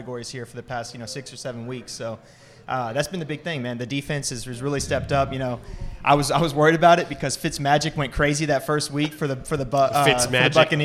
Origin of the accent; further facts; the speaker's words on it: New Orleans, Louisiana, United States; I was born in New Orleans